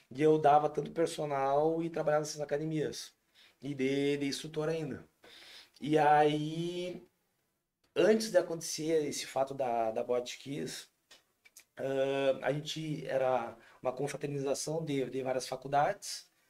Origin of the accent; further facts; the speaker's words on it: Santa Maria, Rio Grande do Sul, Brazil; moved away as an adult; now in Tramandaí, Brazil; eu sou natural de Santa Maria